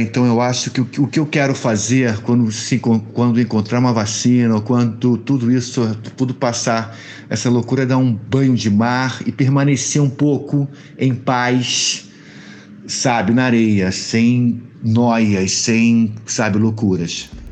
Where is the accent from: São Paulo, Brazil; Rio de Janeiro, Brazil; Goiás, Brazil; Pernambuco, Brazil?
Rio de Janeiro, Brazil; Eu sou carioca, a gente que mora aqui no Rio de Janeiro